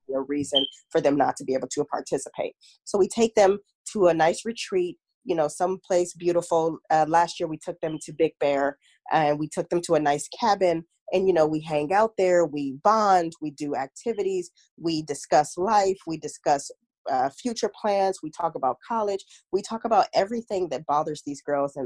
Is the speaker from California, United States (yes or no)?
yes; Long Beach, California, United States; I'm from Long Beach, California, born and raised Cali girl all day, every day